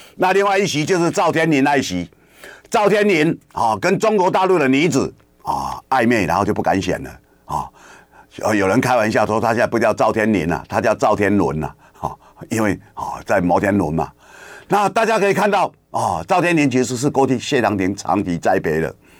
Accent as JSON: {"language": "Chinese", "region": "Kinmen County", "country": "Taiwan", "tie": "born or raised there", "said": "我们小时候在金门读书"}